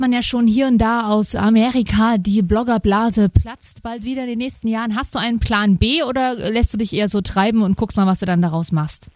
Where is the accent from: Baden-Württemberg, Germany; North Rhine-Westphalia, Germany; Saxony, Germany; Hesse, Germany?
Saxony, Germany; Kommt ursprünglich aus Sachsen, ähm, wo auch ich herkomme